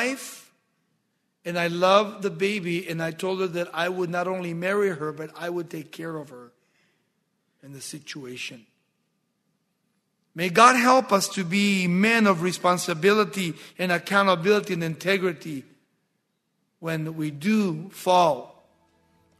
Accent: Baldwin Park, California, United States; in 1963 when we started high school in Baldwin Park

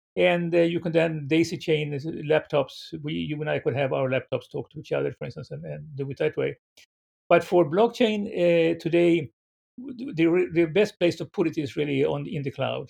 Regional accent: Sweden; moved away as an adult; now in San Francisco, United States; I was born in Sweden

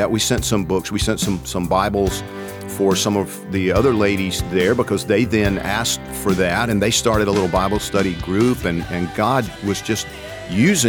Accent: Georgia, United States; I'm from Georgia

